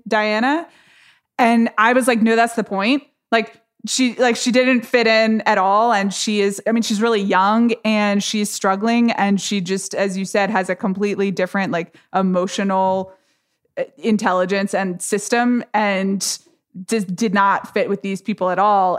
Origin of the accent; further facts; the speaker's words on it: United States; I'm an American